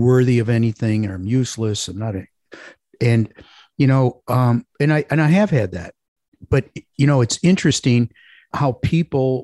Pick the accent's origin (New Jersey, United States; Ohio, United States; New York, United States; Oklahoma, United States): Ohio, United States; Parma; I grew up in Parma, Ohio, outside of Cleveland